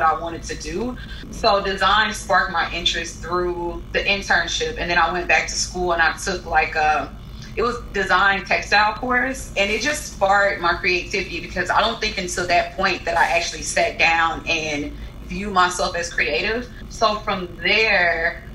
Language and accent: English; Huntsville, Alabama, United States; moved away; also born or lived in Los Angeles; I'm from Huntsville, which is about a two-hour drive from Tuscaloosa